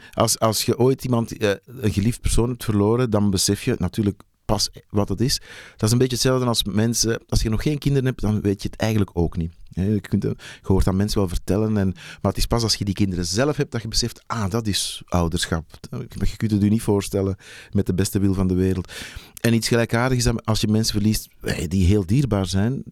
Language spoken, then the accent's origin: Dutch; Antwerp, Flanders, Belgium; moved away as an adult; also born or lived in Hofstade / Mechelen; oorspronkelijk kom ik uit Antwerpen